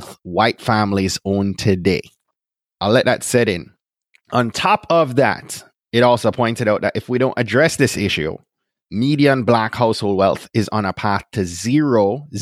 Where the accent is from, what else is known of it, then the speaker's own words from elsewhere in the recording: Jamaica; now in Clarksburg, United States; Grew up in Jamaica, but had family from Nigeria and family from Ireland